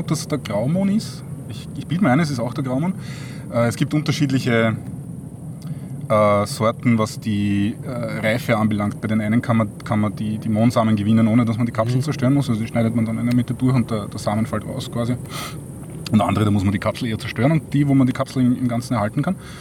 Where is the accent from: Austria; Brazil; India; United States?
Austria; Waldviertel, Lower Austria; now in Vienna, Austria; ursprünglicher Waldviertler